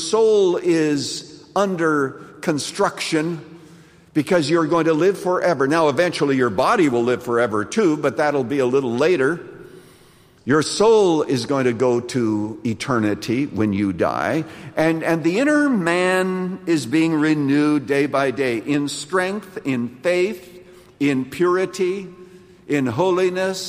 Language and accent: English; Canada; when I was growing up in Canada